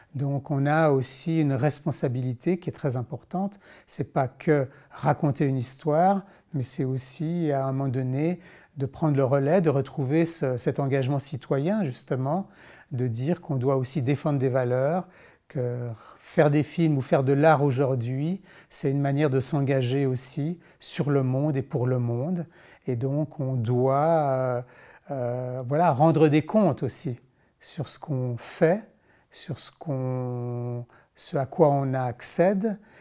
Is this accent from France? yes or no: no; Switzerland; en tant que Suisse